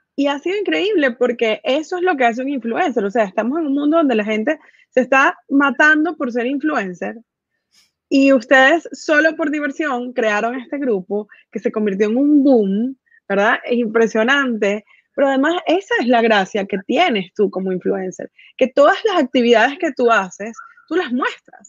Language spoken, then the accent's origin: Spanish; Venezuela; yo que nací en Venezuela